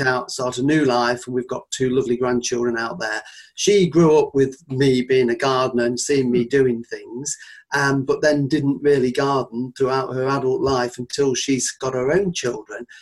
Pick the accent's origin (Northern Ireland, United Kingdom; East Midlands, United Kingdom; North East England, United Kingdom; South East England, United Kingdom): East Midlands, United Kingdom; Nottinghamshire; moved away as an adult; where I grew up in Nottinghamshire